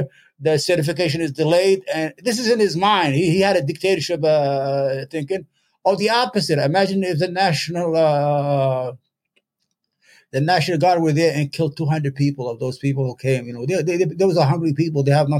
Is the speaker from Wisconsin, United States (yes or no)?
no; New York, United States; I'm from New York.